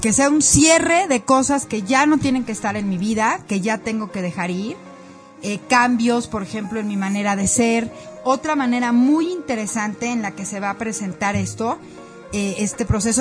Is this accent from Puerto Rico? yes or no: no; Mexico; Como mexicanos